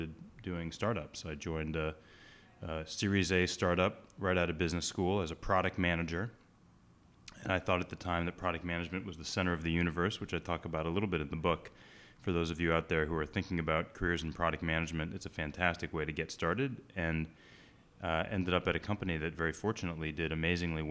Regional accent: Boston, Massachusetts, United States; I grew up in the Boston area, which is why I'm an avid Boston sports fan

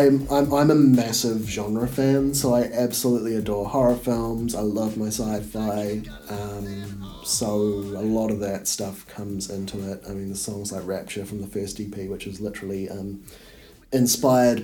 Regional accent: Gisborne, New Zealand; moved away as an adult; also born or lived in Christchurch; I grew up in Gisborne

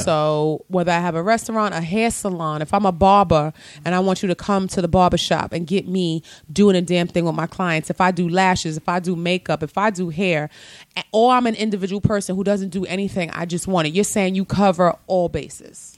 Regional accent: New York City, New York, United States; Growing up in the Bronx

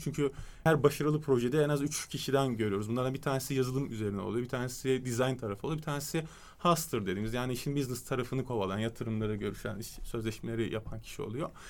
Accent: Istanbul, Turkey; also born or lived in London / United States; 3 Temmuz 1989 İstanbul Kadıköy doğumluyum

